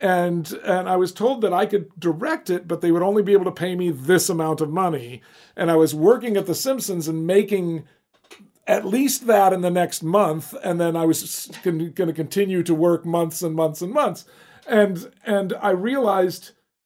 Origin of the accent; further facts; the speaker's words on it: Alabama, United States; I grew up in Alabama